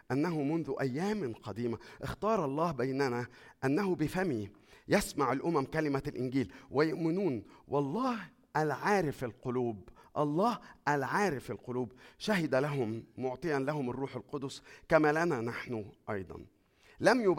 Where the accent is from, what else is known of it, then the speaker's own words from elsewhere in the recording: Egypt; moved away; اول ما جينا من مصر بعد ما جينا يعني بشويه صغيرين كده مراتي راحت تذاكر